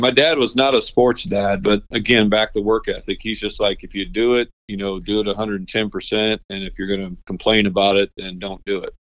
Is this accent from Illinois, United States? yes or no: yes; Washington, Illinois, United States; moved away; also born or lived in Peoria, Illinois; grew, grew up in Washington